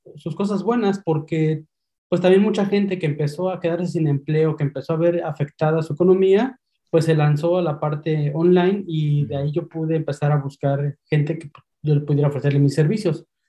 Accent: Mexico City, Mexico; moved away as an adult; now in Spain; soy de México, soy originario de la Ciudad de México y migré hace unos meses hacia España

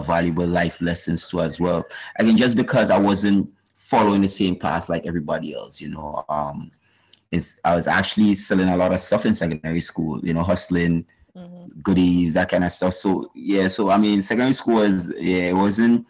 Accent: St. Paul's, Saint David, Grenada; I'm originally from St. David's, Windsor Forest, to be exact, and then we moved to St. Paul's. And St. Paul's has been home-based for at least 25 years of my life

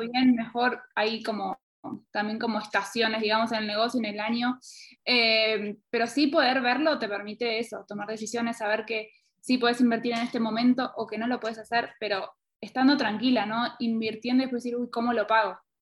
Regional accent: Argentina; now in Quito, Ecuador; soy argentina, pero actualmente estoy en Quito

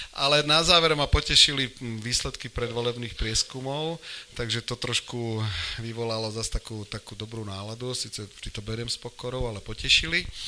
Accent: Poprad, Prešov Region, Slovakia; also born or lived in Jezersko / Spišská Stará Ves; som sa narodil v Poprade, takže som Popračan, ale inak som, e, inak som kvázi zamakurčan

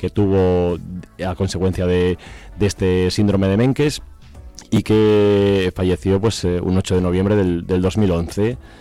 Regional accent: Burganes de Valverde, Castile and León, Spain; moved away; yo soy de Burganes de Valverde, mm. eh, de un pueblo de la provincia de Zamora

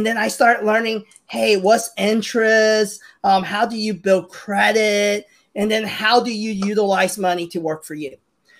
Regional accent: Hong Kong; now in United States; So I'm Chinese. I'm immigrant from Hong Kong to the U.S. and very typical Chinese race family, right? My mom and dad came here because 1997 happened. We knew China was going to take over Hong Kong, so we immigrated to the U.S.

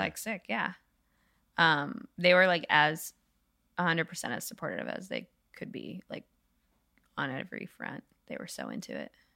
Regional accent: New England, United States; I grew up in New England

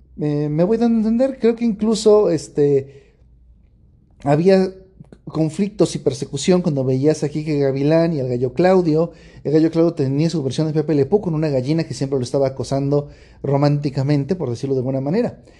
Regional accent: Mexico; yo como mexicano

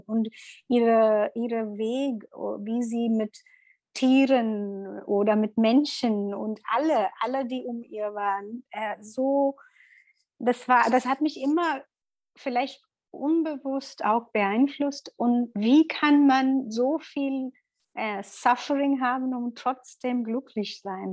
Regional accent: Mumbai, Maharashtra, India; German is a second language; moved away as an adult; also born or lived in Middle East; now in Berlin, Germany; ich komme aus Indien und bin ähm, Yogalehrerin und bin Mutter von zwei Kindern. Und ähm, ursprünglich komme ich aus Mumbai und wohne in Berlin seit acht Jahren jetzt

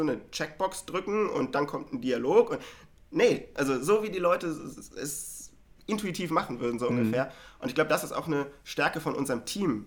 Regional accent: Hanover, Lower Saxony, Germany; moved away as an adult; now in Berlin, Germany; ich komme ja ursprünglich aus Hannover

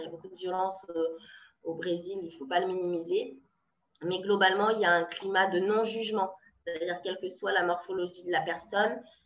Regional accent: France; moved away; also born or lived in Brazil; en tant que française

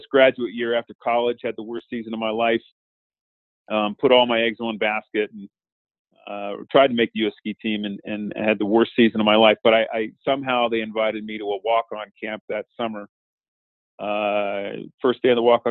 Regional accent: Montana, United States; Montana, that's where I'm from. So, born and raised in Montana

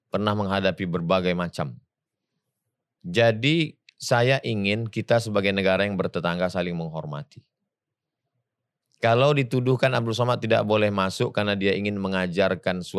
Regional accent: Pekanbaru, Riau, Indonesia; Kampung saya itu Pekanbaru.

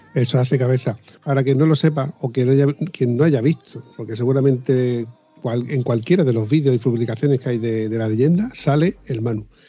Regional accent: southern Spain, Spain; que somos

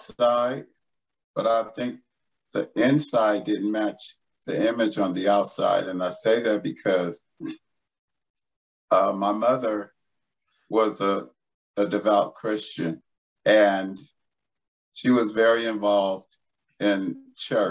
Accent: Los Angeles, California, United States; I'm an LA native. I was born and raised in Los Angeles

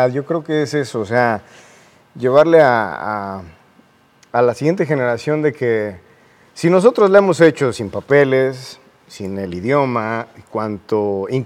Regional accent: State of Mexico, Mexico; Bueno, no, realmente soy del Estado, pero pues vivía en la línea.

